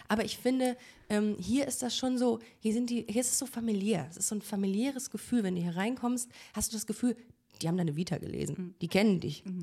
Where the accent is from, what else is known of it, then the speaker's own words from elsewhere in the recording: Düsseldorf, North Rhine-Westphalia, Germany; now in Cologne, Germany; als Kölnerin, als eigentlich als Düsseldorferin